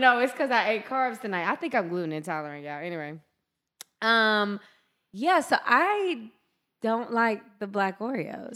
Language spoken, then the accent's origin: English; Deep South, United States; I grew up in the Deep South